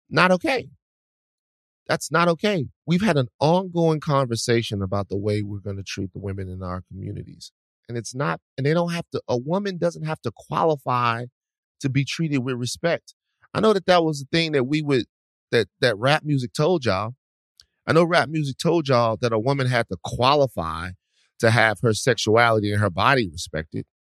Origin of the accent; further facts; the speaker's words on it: Atlanta, Georgia, United States; I'm from Atlanta, Georgia, Campton Road to be exact.